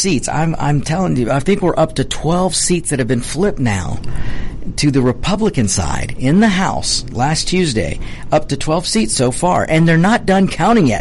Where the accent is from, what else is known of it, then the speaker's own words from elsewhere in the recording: Georgia, United States; my home state of Georgia